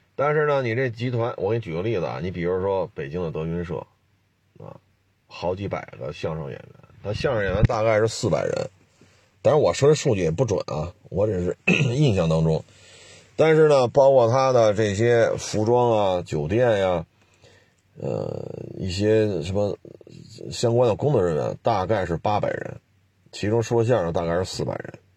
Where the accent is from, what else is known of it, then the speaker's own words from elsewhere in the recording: China; 我说我是中国人